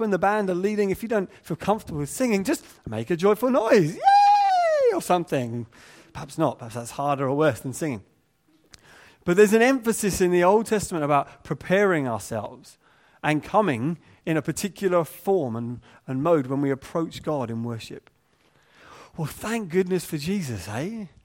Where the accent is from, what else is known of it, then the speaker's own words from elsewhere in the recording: England, United Kingdom; we're English